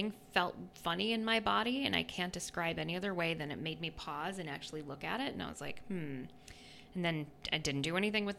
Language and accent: English; New York, United States; moved away as an adult; also born or lived in North Carolina; I'm originally from New York State